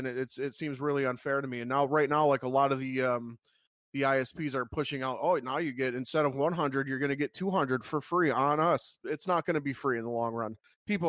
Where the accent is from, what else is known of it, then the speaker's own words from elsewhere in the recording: United States; as an American